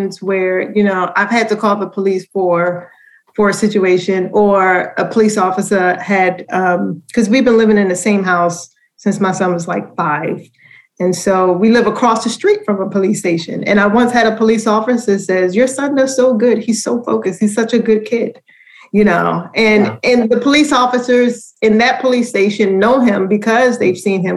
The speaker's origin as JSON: {"language": "English", "town": "Baltimore", "region": "Maryland", "country": "United States", "accent": "Baltimore", "said": "letting my Baltimore accent come through, like saying Baltimore, Maryland, instead of Baltimore, Maryland."}